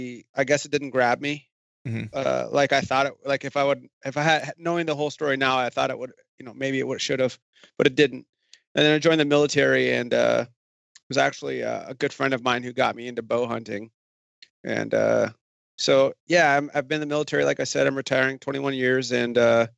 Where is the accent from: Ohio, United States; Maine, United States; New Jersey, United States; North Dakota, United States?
North Dakota, United States; moved away; I grew up in North Dakota, born and raised